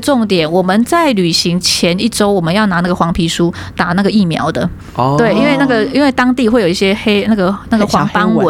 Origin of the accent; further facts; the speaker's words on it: Taiwan; 我们从台湾生长土生土长，没有看过雪嘛，